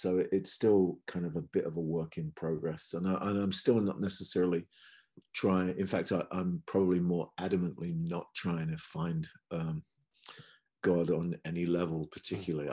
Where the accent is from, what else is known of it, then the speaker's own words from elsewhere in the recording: countryside near Cambridge, East of England, United Kingdom; also born or lived in Los Angeles, United States; now in London, United Kingdom; I'm not from London. I grew up in the countryside near Cambridge.